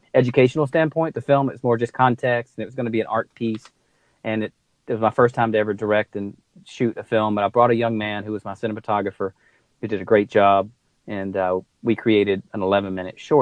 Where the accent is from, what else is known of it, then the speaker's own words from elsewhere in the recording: United States; I'm an American